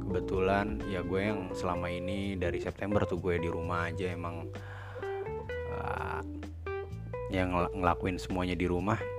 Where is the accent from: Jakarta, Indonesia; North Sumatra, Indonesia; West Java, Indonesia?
Jakarta, Indonesia; accent: Jaksel; gue lahir di Jakarta Selatan